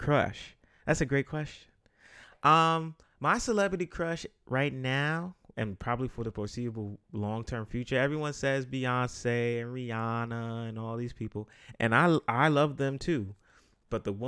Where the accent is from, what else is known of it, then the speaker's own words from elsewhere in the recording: New York City, New York, United States; I'm a guy from the Bronx